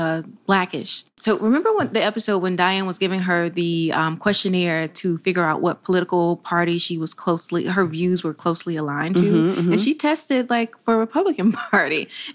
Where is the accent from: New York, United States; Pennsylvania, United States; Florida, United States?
Florida, United States; Monticello; also born or lived in Georgia; now in Washington, DC, United States; It's called Monticello, Florida. That's the nearest town, but I'm actually from a very, very, very country rural area. It's called the Georgia Line.